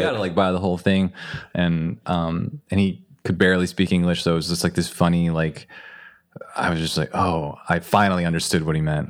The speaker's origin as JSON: {"language": "English", "region": "Northern California", "country": "United States", "tie": "born or raised there", "said": "I grew up in a community that was, it's like Northern California"}